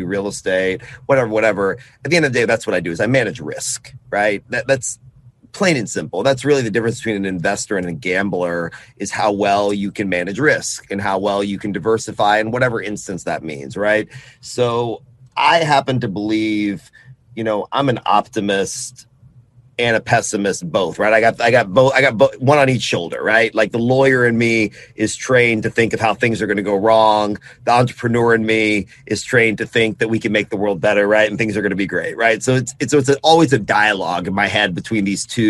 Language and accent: English; Austin, Texas, United States; I was born in Austin and born in Texas